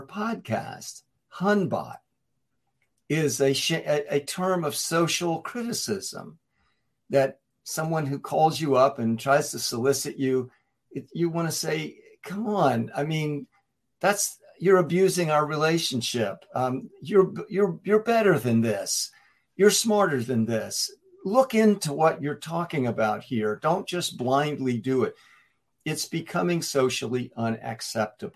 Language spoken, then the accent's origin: English; North Carolina, United States; growing up in North Carolina, where the tobacco industry is so powerful and so prevalent back then